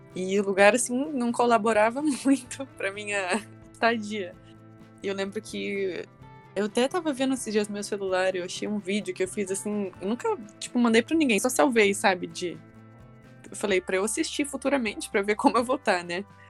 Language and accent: Portuguese; Toledo, Paraná, Brazil; moved away as an adult; now in Curitiba, Brazil; eu sou de Toledo, é uma cidadezinha também é, aqui no interior do Paraná.